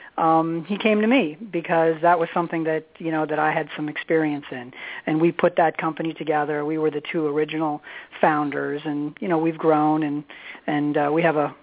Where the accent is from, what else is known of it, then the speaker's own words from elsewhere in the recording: Phoenix, Arizona, United States; now in Maryland, United States; born and raised in Phoenix, Arizona, came out here in the early 1990s